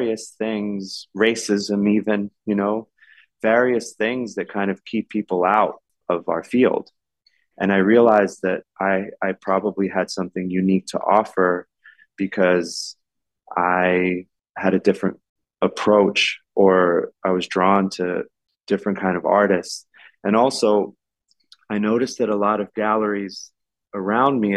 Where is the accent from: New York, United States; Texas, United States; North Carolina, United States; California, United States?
New York, United States; New York City; I was born and raised in New York City, my family came to New York from Ecuador, from farms in Ecuador in the late 60s, but I was born and raised in the Lower East Side